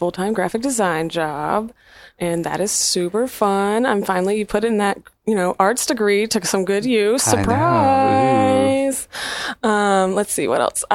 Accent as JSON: {"language": "English", "town": "Long Beach", "region": "Mississippi", "country": "United States", "tie": "born or raised there", "said": "I grew up in Long Beach, Mississippi"}